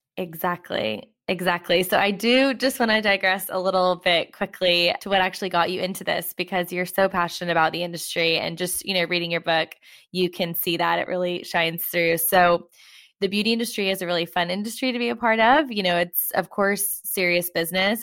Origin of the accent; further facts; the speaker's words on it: United States; now in London, United Kingdom; I am American, you know, living in London